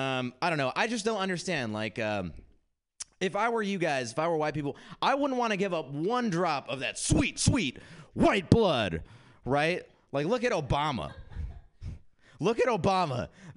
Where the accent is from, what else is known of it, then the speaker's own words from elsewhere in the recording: India; I'm Indian, which meant growing up, my only job option was to be a disappointment. That's right. I was stoked to go back to India recently because I hadn't been forever and I wanted to go and reconnect with my culture.